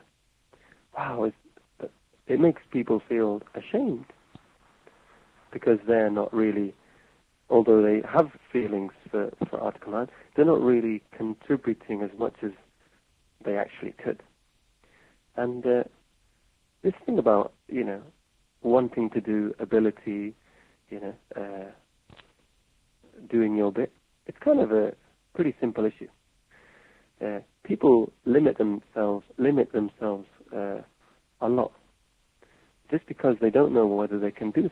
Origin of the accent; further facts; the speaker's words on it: England, United Kingdom; moved away as an adult; now in Japan; Being English, being foreign in Japan